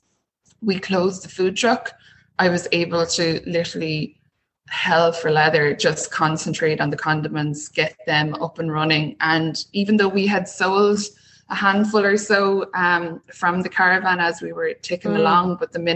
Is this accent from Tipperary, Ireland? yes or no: yes; Clonmel, Tipperary, Ireland; my hometown